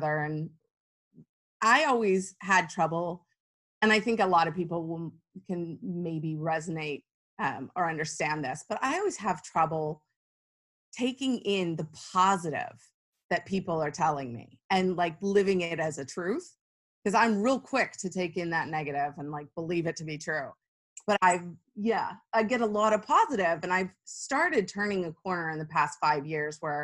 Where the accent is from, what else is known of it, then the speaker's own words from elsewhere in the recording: Arizona, United States; now in Houston, United States; I'm not originally from Houston. I'm originally from Arizona